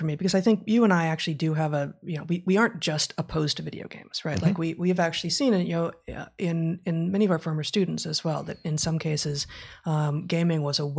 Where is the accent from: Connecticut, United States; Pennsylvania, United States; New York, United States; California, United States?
California, United States; Los Angeles; I grew up in West LA in the 70s and 80s.